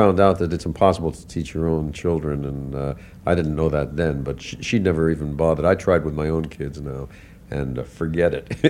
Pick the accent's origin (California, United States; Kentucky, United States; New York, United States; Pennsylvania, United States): New York, United States; New York City; born, raised, bred, unbred in New York. Yes, went to PS 87, and then I went to high school, Townsend Harris High School